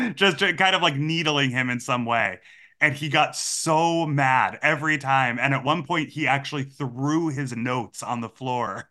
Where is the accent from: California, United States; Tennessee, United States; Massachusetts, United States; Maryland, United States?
Massachusetts, United States; I grew up in Massachusetts.